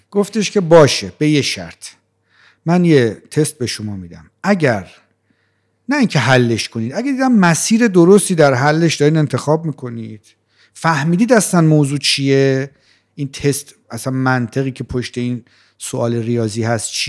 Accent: Rey, Tehran Province, Iran; من بچه جنوب تهران هستم من در شهر ری به دنیا اومدم سی چل چل چل پنج سالم اونجا زندگی میکردم

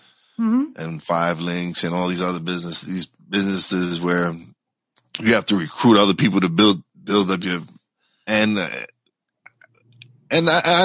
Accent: New York City, New York, United States; I was raised in New York City, Brooklyn

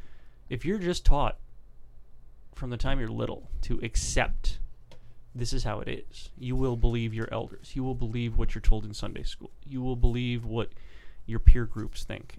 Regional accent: Atlanta, Georgia, United States; I grew up in the Bible Belt, okay? Deep South, outskirts of Atlanta

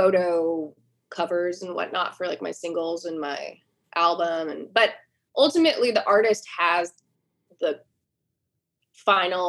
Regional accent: near Seattle, Washington, United States; moved away as an adult; also born or lived in Boston, United States / New York City, United States / Poughkeepsie, United States; now in Nashville, United States; I grew up near Seattle, not in the city

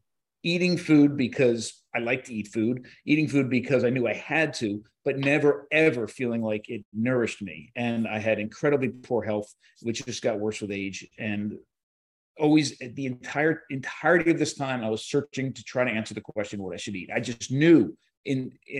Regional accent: New Jersey, United States; So I grew up in New Jersey, right by the shore.

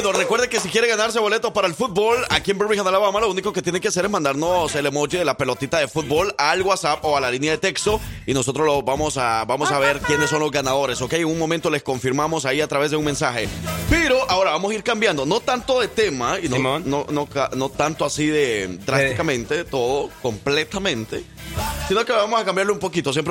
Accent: El Salvador; aunque yo soy el salvadoreño, él es el que me debía las pupusas a mí

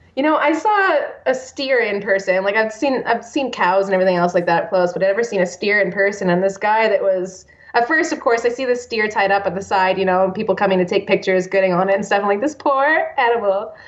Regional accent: Canada; moved away; also born or lived in Texas; I'm not your only Canadian friend.

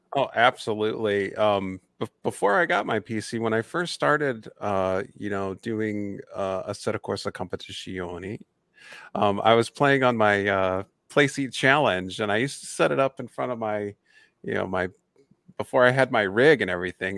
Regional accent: Indiana, United States; my home state in Indianapolis

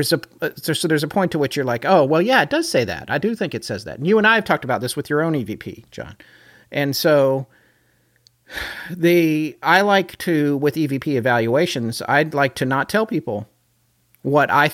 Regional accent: Denver, Colorado, United States; I grew up in Denver for several years

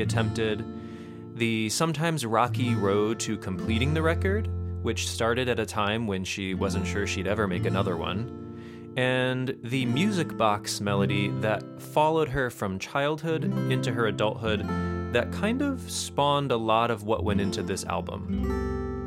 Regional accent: Connecticut, United States; Connecticut, my home state

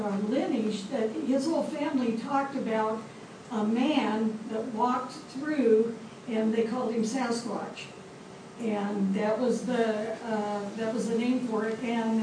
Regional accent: Arizona, United States; I'm from Arizona, and I'm from the desert part of it, but my mom's from up in the upper part of it. There's the White Mountains and the Apache Reservation.

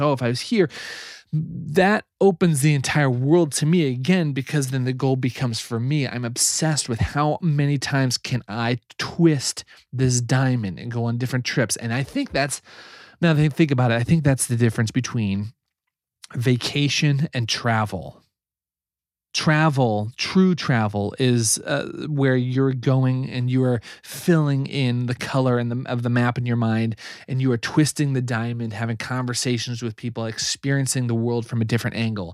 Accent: Nebraska, United States; I grew up in Nebraska

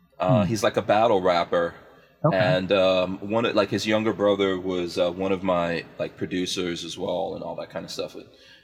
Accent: New York, United States; I'm a New Yorker. Yeah.

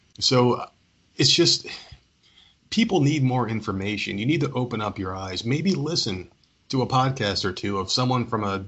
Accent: New Jersey, United States; As a Hispanic male growing up, as a kid, I mean, I'm 37 now. But being a kid growing up in New Jersey

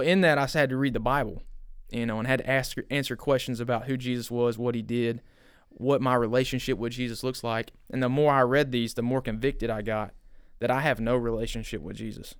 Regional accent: Bryant, Arkansas, United States; I grew up in Bryant

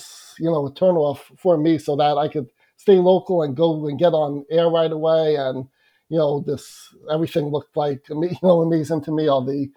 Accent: East Meadow, New York, United States; I grew up in East Meadow, which is maybe 10 minutes from Hofstra

